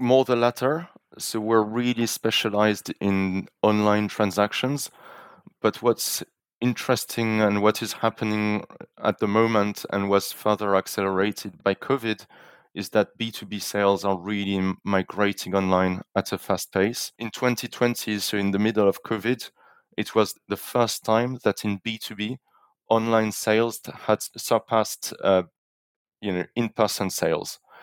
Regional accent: France; moved away; also born or lived in London / Zurich; a French national

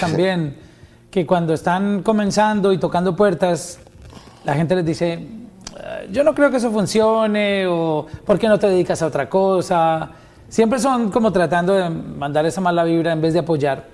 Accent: Colombia

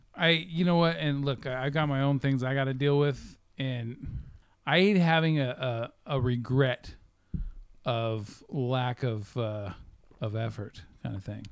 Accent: Sacramento, California, United States; I've always been in Sacramento

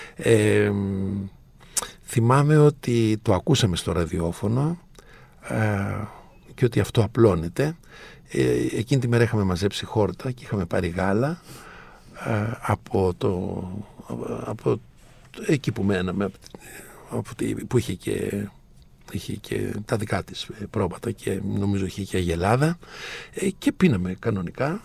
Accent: Andros, South Aegean, Greece; το νησί μου, την Άνδρο

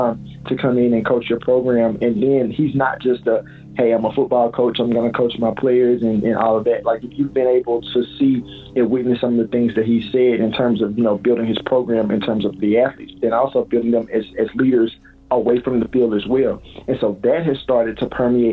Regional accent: Jackson, Mississippi, United States; moved away; I'm born and raised in Jackson, Mississippi

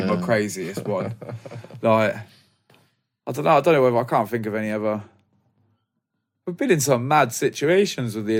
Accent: Banbury, South East England, United Kingdom; moved away as an adult; we were selling stuff in my hometown, Banbury, Oxford

